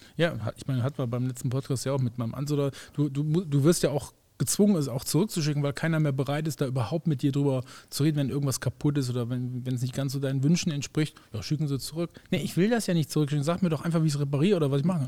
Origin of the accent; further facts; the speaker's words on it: Germany; wir als Deutsche